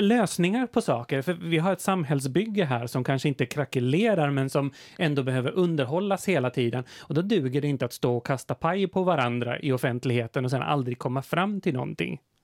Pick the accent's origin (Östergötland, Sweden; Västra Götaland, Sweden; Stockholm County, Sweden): Östergötland, Sweden; moved away as an adult; also born or lived in Motala; now in Finland; jag är alltså från Landelande, alltså verkligen från ett litet samhälle med 600 invånare i, i tätorten